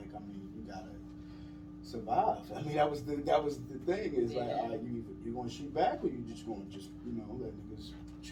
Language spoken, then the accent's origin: English; Baltimore, Maryland, United States; I'm from Baltimore